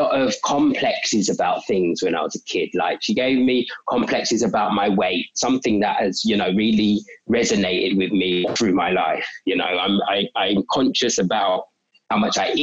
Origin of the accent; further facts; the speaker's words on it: London, United Kingdom; South East London. We've always lived in South East London. So mainly Catford, but Sydenham, Broccoli as well.